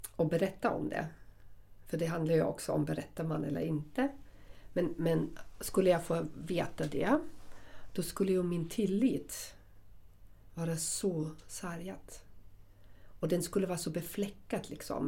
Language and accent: Swedish; Southern Germany, Germany; moved away; jag kommer från Tyskland och södra Tyskland